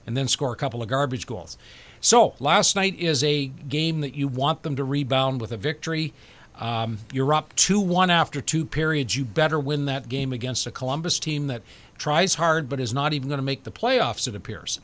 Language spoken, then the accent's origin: English; Canada; as a Canadian